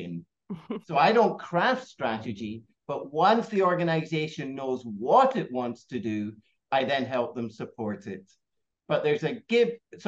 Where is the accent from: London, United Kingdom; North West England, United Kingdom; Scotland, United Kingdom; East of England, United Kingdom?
Scotland, United Kingdom; moved away as an adult; also born or lived in United States / Australia / Hong Kong; now in Singapore; I grew up in Scotland